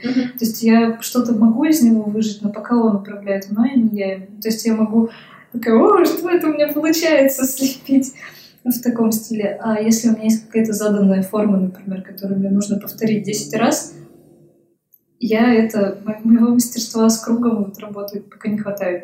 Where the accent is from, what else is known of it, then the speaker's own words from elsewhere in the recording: Vologda, Vologda Oblast, Russia; moved away as an adult; now in Saint Petersburg, Russia; Я училась на архитектора э, в моем родном городе, в Вологде.